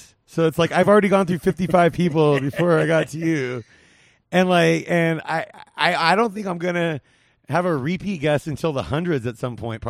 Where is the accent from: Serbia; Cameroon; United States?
United States; Whittier, California; Whittier, California.